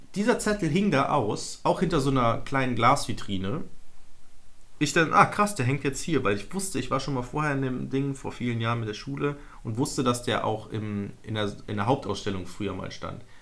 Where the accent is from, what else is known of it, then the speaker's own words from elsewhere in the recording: Mönchengladbach, North Rhine-Westphalia, Germany; als, als Rheinländer, Niederrheiner